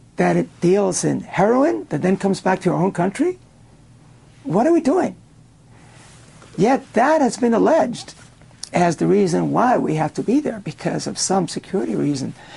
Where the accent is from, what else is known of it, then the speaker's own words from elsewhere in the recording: Cuba; now in United States; I was born in Cuba, and um, I was there in the early years of the uh, communist revolution in that country